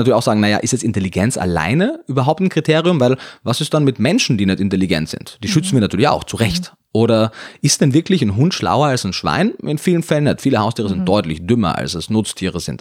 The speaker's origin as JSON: {"language": "German", "region": "Carinthia", "country": "Austria", "also_born_or_lived": "Vienna", "moved": "as an adult", "lives_now": "Germany", "said": "ich komme aus Kärnten, bin dann nach Wien gezogen danach, nach meinem Zivildienst"}